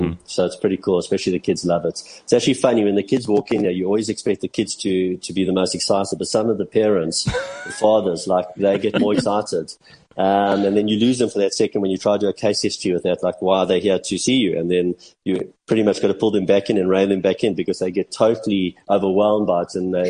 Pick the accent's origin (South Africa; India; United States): South Africa; even though I'm South African